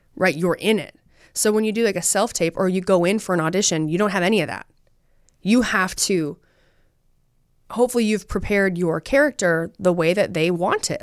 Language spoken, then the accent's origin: English; Utah, United States; I'm from Utah.